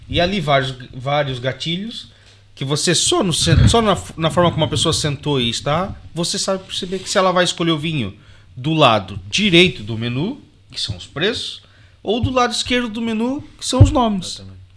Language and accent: Portuguese; Brazil; now in Portugal; como brasileiro